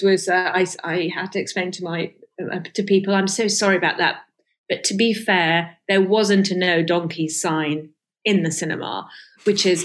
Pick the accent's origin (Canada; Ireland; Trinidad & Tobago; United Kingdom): United Kingdom; London; born or raised there; accent: received pronunciation; first language Farsi; English is a second language; also born or lived in Iran